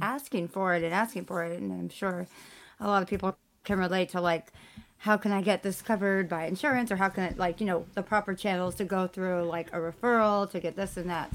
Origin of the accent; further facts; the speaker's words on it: California, United States; I'm Californian